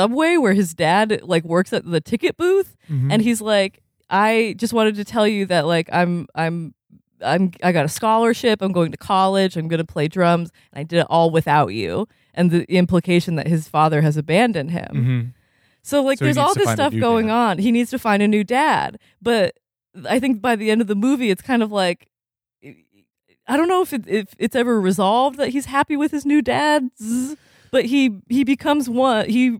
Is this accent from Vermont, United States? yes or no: yes; Vermont, United States; growing up in Vermont, which was super white